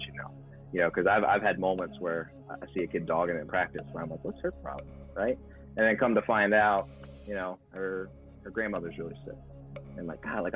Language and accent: English; Baltimore, Maryland, United States; moved away; also born or lived in Buffalo; I'm from Baltimore originally, so, you know, Chesapeake Bay